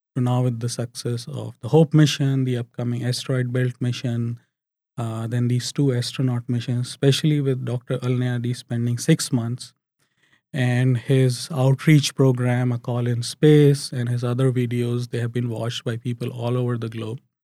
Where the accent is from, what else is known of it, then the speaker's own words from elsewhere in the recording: India; now in United Arab Emirates; as a kid growing up in India